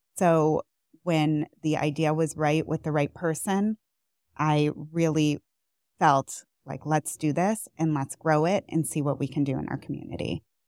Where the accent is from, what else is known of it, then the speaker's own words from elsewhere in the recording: outside of Buffalo, New York, United States; moved away as an adult; also born or lived in Boston / Northeast Ohio; now in Cleveland area, United States; I am not originally from Cleveland. I'm from outside of Buffalo